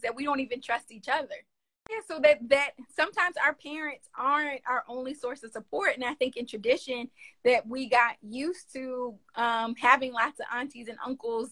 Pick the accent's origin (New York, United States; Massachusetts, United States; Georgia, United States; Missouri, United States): New York, United States; accent: northern tongue; I'm from New York. I got this northern tongue